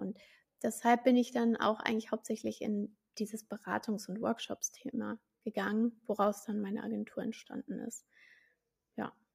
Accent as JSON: {"language": "German", "town": "Frankfurt am Main", "region": "Hesse", "country": "Germany", "tie": "born or raised there", "said": "ich bin ja gebürtig aus Frankfurt am Main"}